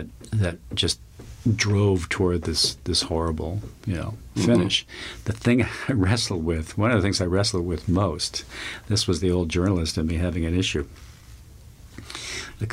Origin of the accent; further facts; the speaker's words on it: Long Island, New York, United States; I grew up on Long Island.